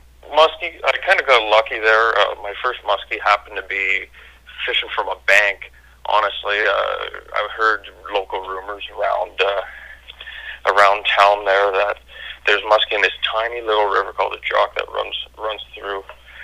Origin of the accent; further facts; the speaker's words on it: Ottawa, Ontario, Canada; I'm from Ottawa, Canada there. 22.